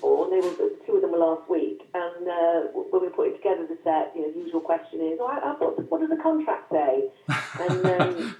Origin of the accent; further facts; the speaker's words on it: Welsh, Wales, United Kingdom; we're Welsh